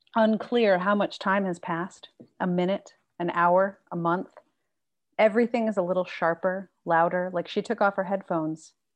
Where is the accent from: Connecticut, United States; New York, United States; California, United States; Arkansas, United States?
California, United States; San Marcos; also born or lived in Carlsbad; I grew up in San Marcos, mostly